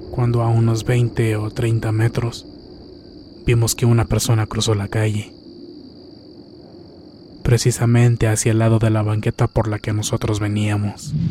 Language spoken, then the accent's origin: Spanish; La Junta, Chihuahua, Mexico; Yo soy de la Junta, Chihuahua.